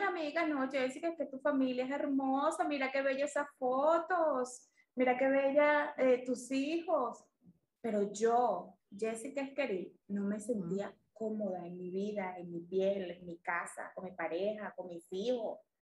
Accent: Venezuela; yo soy una venezolana de 42 años

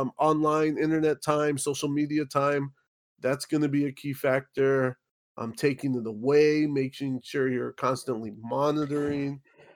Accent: South Gate, California, United States; I grew up in Southgate.

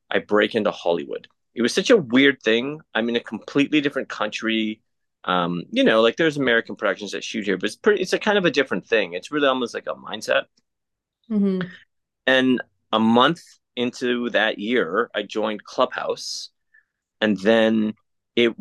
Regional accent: Canada; I'm Canadian

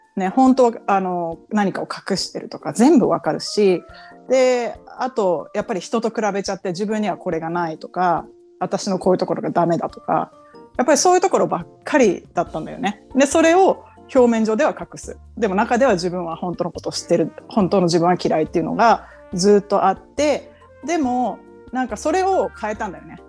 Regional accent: Japan; moved away as an adult; now in United States; 日本ので生まれ育った

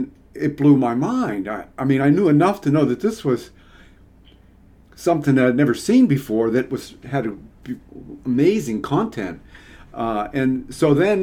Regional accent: Pittsburgh, Pennsylvania, United States; moved away as an adult; also born or lived in Mississippi / Arizona; I grew up in Pittsburgh

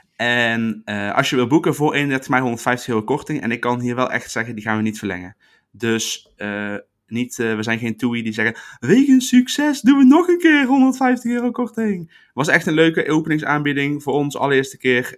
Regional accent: Netherlands

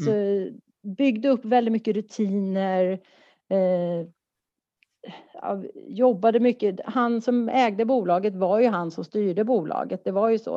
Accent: Stockholm, Stockholm County, Sweden; moved away as an adult; now in Malmö, Sweden; Jag är en stockholmare som har bott i Malmö i tjugoett år.

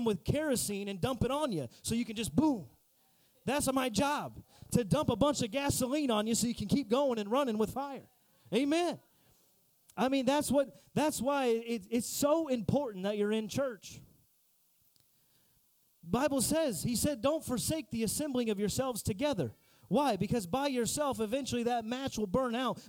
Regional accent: Indiana, United States; I'm from Indiana, and we got a lot of area and space.

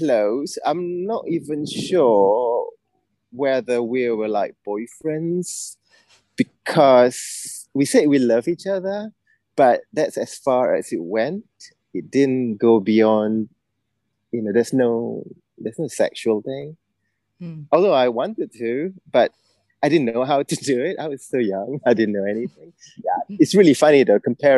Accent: Malaysia; moved away as an adult; now in United Kingdom; It's an all-boys school in my hometown.

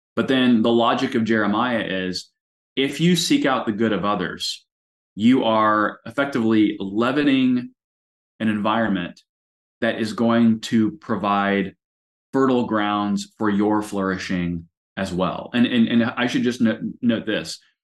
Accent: United States; I am proudly an American.

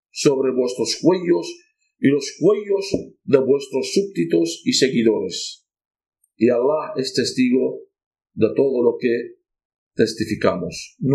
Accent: Nineveh, Iraq; Niñas de mi pueblo, al arrasado mi pueblo, dos pueblos teníamos de mi padre, de mi de mi madre, en, el norte de Irak

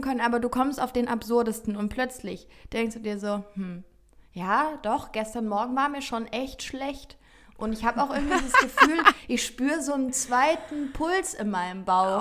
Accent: Offenburg, Baden-Württemberg, Germany; now in Cologne, Germany; ich bin gestern Abend wieder zurück in meine Heimat gefahren

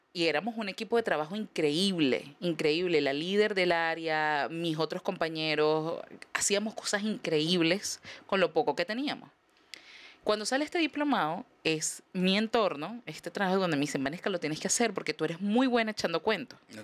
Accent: Venezuela; moved away as an adult

